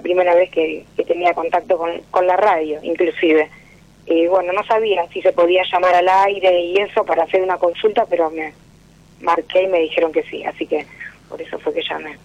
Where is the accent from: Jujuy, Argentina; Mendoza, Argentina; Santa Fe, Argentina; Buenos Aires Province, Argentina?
Buenos Aires Province, Argentina; Valentín Alcina; Soy de Valentín Alcina, de Zona